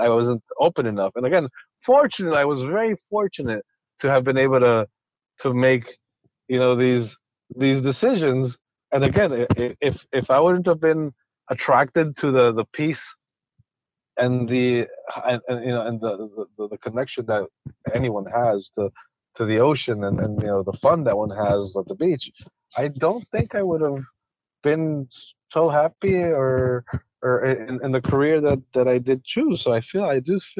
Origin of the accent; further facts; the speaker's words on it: Quito, Pichincha, Ecuador; moved away; I was born and raised in Ecuador